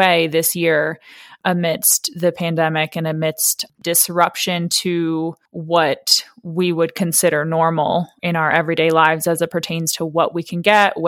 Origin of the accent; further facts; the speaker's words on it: Northern Delaware, United States; I'm from Northern Delaware